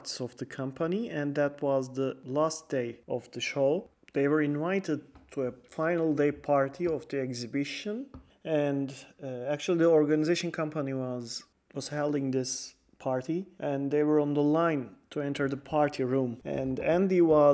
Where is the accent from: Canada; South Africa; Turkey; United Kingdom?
Turkey; we are from Turkey